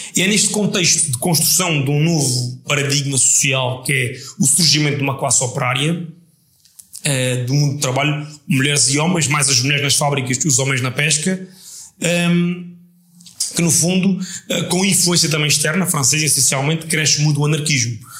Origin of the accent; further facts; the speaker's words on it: Setúbal, Portugal; tem muita essa ligação umbilical ao sítio onde nasci